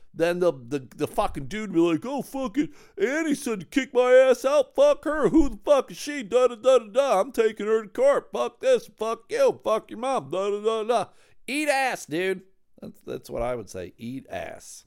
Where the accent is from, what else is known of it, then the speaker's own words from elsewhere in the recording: Buffalo, New York, United States; now in Midland, United States; I grew up in Buffalo